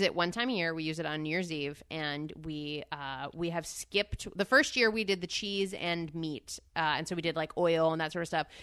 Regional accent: Northeast, United States; growing up in the Northeast

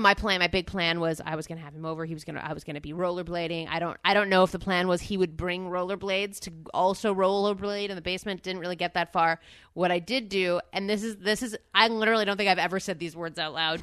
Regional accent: Northeast, United States; growing up in the Northeast

